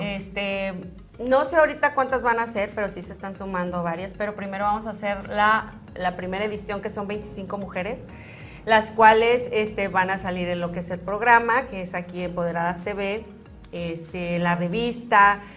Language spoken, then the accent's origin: Spanish; Zacatecas, Mexico; moved away; allá en Zacatecas, en mi tierra natal